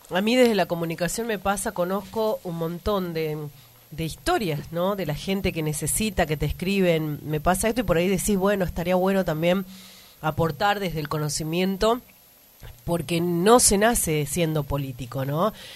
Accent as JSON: {"language": "Spanish", "region": "Tucumán", "country": "Argentina", "said": "nosotros como tucumanos"}